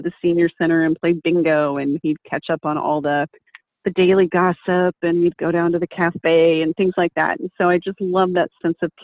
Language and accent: English; Texas, United States; I grew up in Texas.